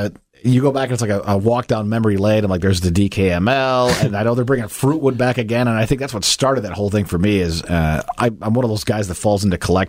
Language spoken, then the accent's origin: English; Indiana, United States; I'm from Indiana. It's a long way home.